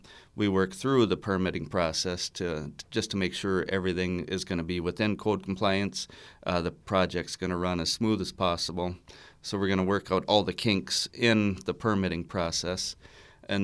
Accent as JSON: {"language": "English", "town": "Pine City", "region": "Minnesota", "country": "United States", "tie": "born or raised there", "said": "I grew up in Pine City."}